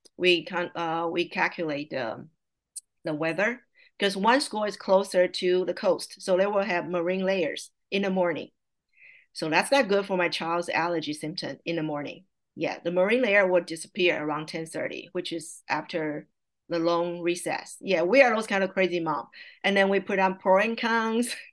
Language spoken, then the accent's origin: English; Taiwan; first language Mandarin Chinese; English is a second language; moved away as an adult; now in California, United States; I was born and raised in Taiwan, and I came to the I came to the States at age 31 to attending a college